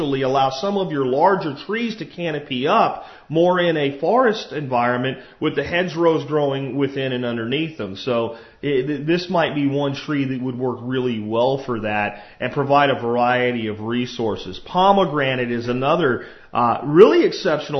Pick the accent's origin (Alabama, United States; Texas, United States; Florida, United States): Florida, United States; Jacksonville; an apartment complex I grew up in Jacksonville, Florida